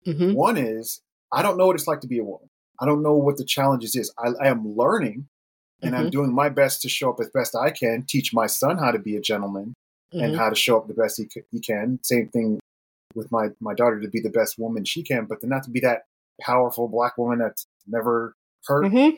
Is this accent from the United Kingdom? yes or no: no; Germany; born there; And I was born in Germany, so there's a lot of connection there too.